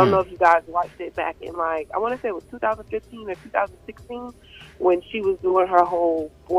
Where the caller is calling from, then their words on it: Fort Lauderdale, Florida, United States; I am from Fort Lauderdale.